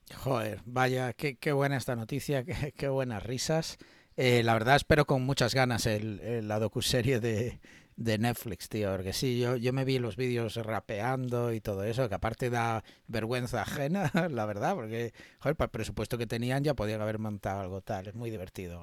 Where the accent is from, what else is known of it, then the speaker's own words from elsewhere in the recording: Galicia, Spain; Yo como gallego